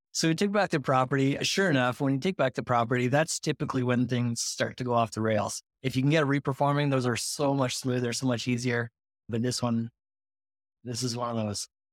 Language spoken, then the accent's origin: English; Montreal, Quebec, Canada; I live up in Montreal, Canada, but, uh, all my business is done in the U S, so I'm the Canadian note guy